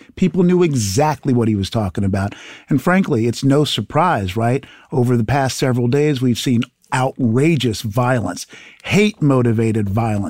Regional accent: Haiti; born there; So look, I come from the country of Haiti. I was born in Haiti.

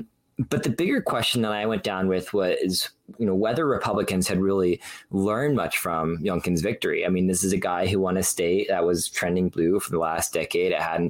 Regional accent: Ohio, United States; moved away; I grew up in Ohio

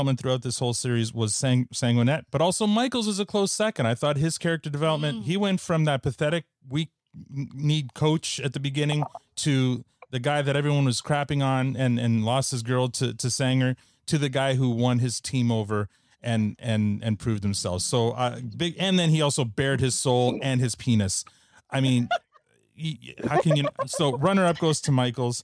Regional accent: Canada; I'm the world's worst Canadian

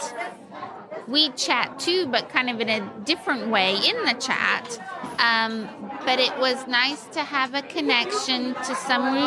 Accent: Wake Forest, North Carolina, United States; I'm from Wake Forest, North Carolina

